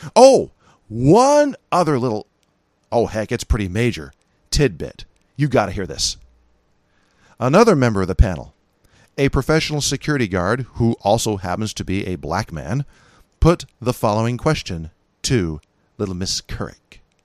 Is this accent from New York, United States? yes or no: no; California, United States; accent: California; moved away; I'm from California